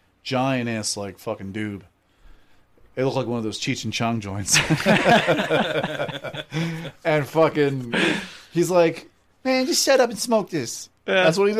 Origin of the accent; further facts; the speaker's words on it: Philadelphia, Pennsylvania, United States; I'm from Philly.